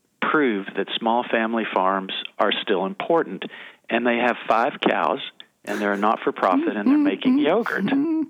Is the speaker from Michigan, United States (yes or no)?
no; Chattanooga, Tennessee, United States; moved away; I'm from Chattanooga, Tennessee.